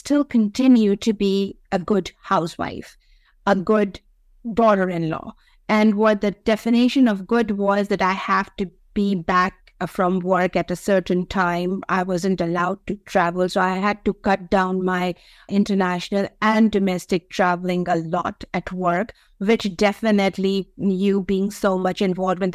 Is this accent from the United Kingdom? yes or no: no; Pakistan; being a Pakistani woman